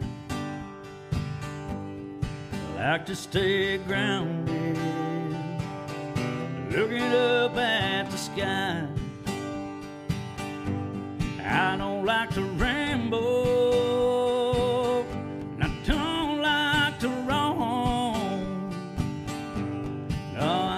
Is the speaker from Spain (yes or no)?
no; Olive Hill, Kentucky, United States; also born or lived in Morehead, Kentucky / Rowan County, Kentucky; I was born in Moorhead, but then we lived in Olive Hill, so I guess I got both things.